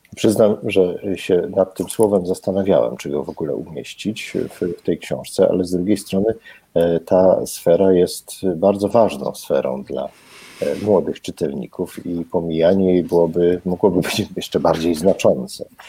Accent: Kraków, Lesser Poland, Poland; ja jestem z Krakowa i po prostu wszystko zdrabniam

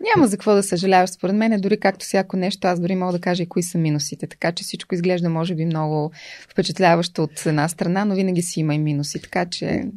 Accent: Velingrad, Pazardzhik Province, Bulgaria; also born or lived in Sofia / Blagoevgrad; В София съм родена, но във Велинград съм отраснала

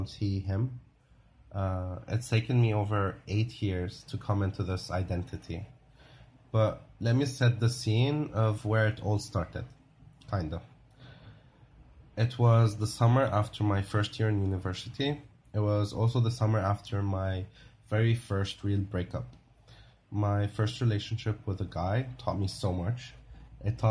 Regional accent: South Lebanon, Lebanon; born or raised there

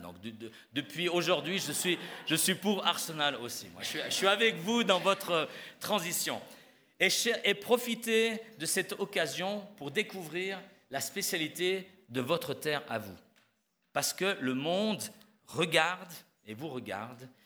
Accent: Switzerland; moved away; je suis suisse

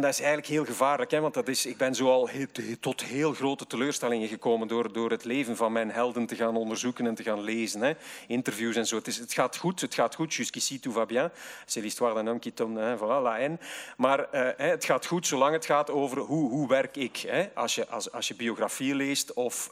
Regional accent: Zwijnaarde, Flanders, Belgium; ik kom uit Zwijnaarden, een, een randgemeente van Gent

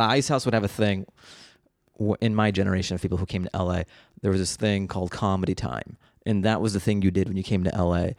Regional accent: Seattle, Washington, United States; I grew up in Seattle

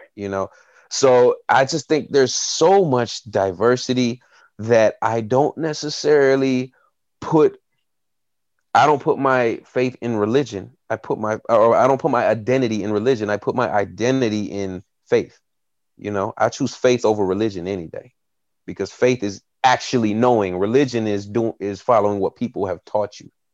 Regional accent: Tennessee, United States; I grew up in a small town in Tennessee, uh, in the Bible Belt

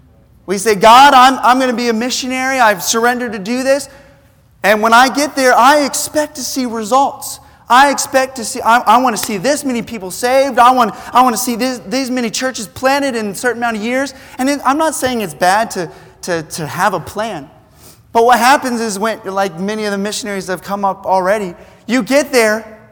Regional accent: New Zealand; Now, I grew up in New Zealand. I was a missionary kid, and so I was used to the culture already.

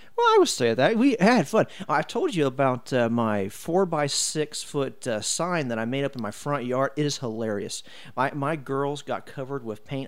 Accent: Brownsburg, Indiana, United States; I was born and raised here in Brownsburg

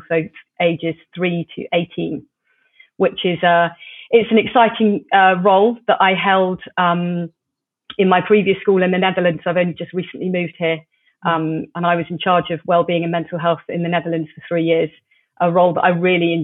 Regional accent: Plymouth, South West England, United Kingdom; I grew up in Plymouth

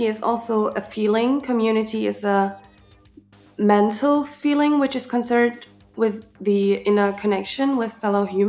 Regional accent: Chemnitz, Saxony, Germany; from Club Atomino in Chemnitz. I was born here and I was raised here

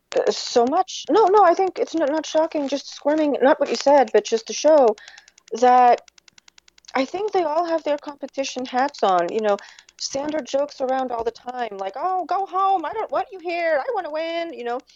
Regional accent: Portugal; moved away; I grew up in Portugal.

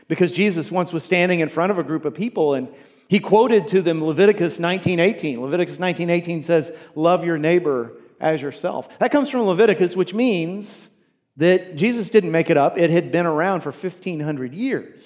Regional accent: United States; As American Christians

